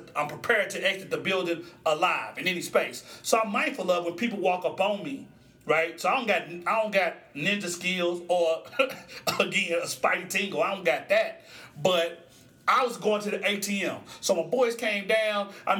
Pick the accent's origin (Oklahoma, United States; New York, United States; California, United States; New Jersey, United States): Oklahoma, United States; Musgrave; So, I grew up in Musgrave, Oklahoma, and the Graves is across the street from North Highlands, right?